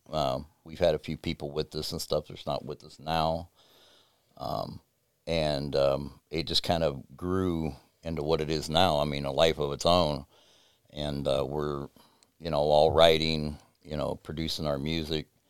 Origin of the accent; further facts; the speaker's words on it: United States; also born or lived in West Virginia; I grew up in between Ohio and West Virginia mostly, 'cause all my family comes from Webster Springs, West Virginia